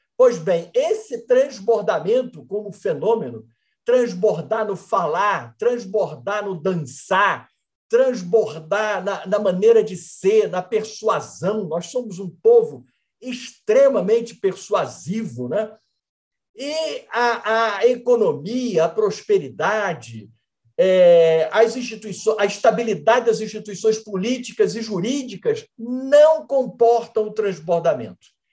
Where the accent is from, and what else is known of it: Brazil